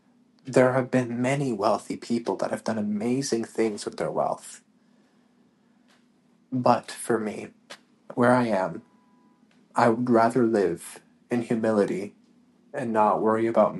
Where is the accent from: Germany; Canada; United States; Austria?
Canada; moved away; We came from Canada, like I said at the beginning of this podcast, came from Canada expecting that we were going to have this, this